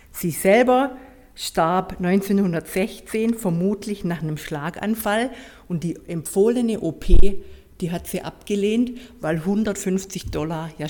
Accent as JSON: {"language": "German", "town": "Heilbronn", "region": "Baden-Württemberg", "country": "Germany", "tie": "born or raised there", "said": "Ursprünglich komme ich aus dem Hoherloge, so kurz vor Heilbronn. Da bin ich auch geboren in Heilbronn"}